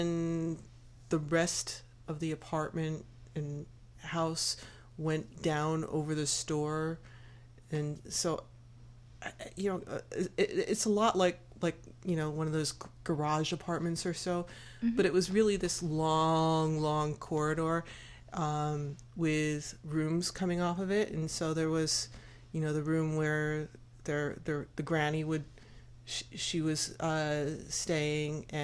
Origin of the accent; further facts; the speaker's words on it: United States; I'm this American high school kid that's still kind of like learning French